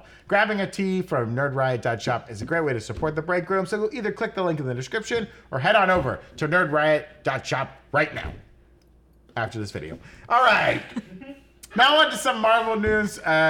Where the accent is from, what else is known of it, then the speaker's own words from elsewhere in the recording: Florida, United States; moved away; the town I grew up in Florida